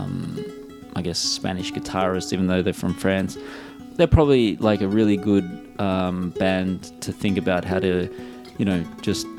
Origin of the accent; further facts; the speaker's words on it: Melbourne, Victoria, Australia; I'm born and raised in Melbourne and I'm also based in Melbourne at the moment.